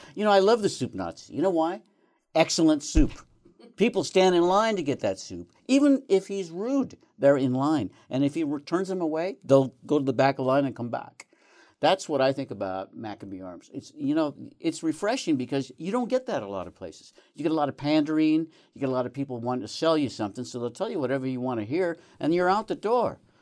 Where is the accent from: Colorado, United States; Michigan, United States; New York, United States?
Colorado, United States; moved away as an adult; also born or lived in Arizona; now in Northern Nevada, United States; I used to live in Colorado. That's my home state.